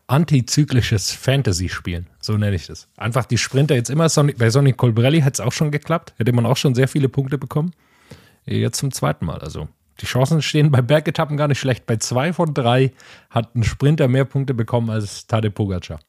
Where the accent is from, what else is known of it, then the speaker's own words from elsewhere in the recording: Swabia, near Metzingen, Baden-Württemberg, Germany; in der Nähe von, von meiner Heimat, aus im Schwäbischen